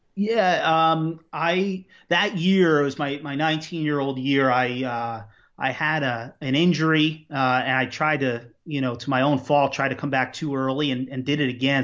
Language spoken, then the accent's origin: English; Long Island, New York, United States; I grew up on Long Island